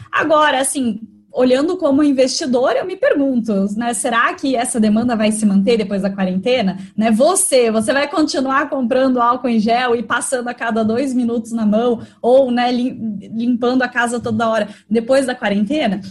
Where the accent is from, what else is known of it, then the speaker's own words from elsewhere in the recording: Curitiba, Paraná, Brazil; moved away; Eu sou de Curitiba e, e sempre vou para lá